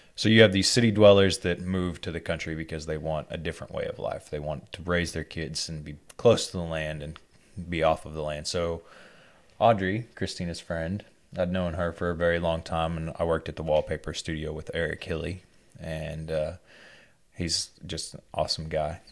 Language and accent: English; Arkansas, United States; growing up in Arkansas, to earn a living, you have to be willing to do whatever